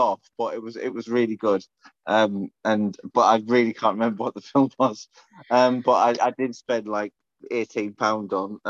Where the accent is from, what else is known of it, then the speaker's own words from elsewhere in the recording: Scotland, United Kingdom; I'm Scottish.